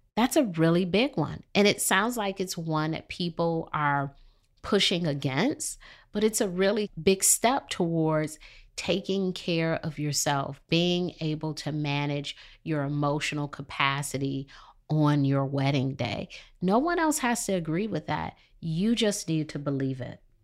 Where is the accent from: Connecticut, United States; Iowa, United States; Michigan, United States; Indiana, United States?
Michigan, United States; Detroit; moved away as an adult; now in Charlotte, United States; I'm from Detroit